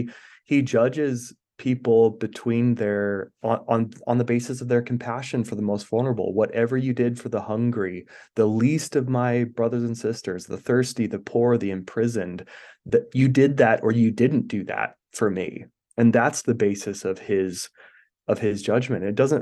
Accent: Idaho, United States; I was born and raised here in Idaho. And so we, in rural Idaho, there's not really a lot of choices when it comes to religion, you know?

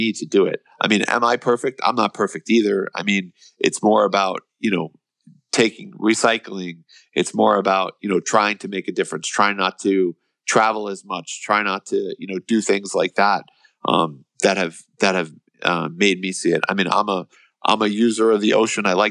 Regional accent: United States; we as Americans

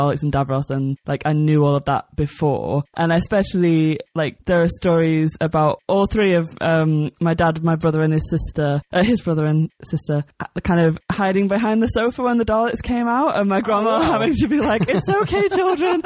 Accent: Sheffield, Yorkshire and the Humber, United Kingdom; moved away as an adult; also born or lived in Manchester; So I'm originally from Sheffield, which is in the north, in York, as part of Yorkshire.

